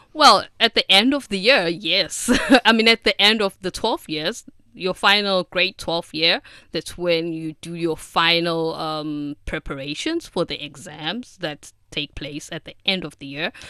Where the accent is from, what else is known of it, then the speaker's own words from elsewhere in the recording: South Africa; now in China; I'm from South Africa